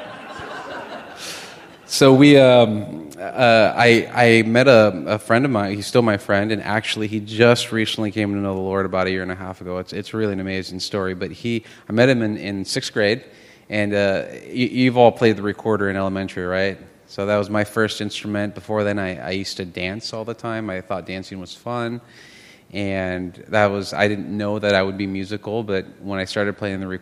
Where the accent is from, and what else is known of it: Los Angeles, California, United States; born or raised there; also born or lived in Lima, Peru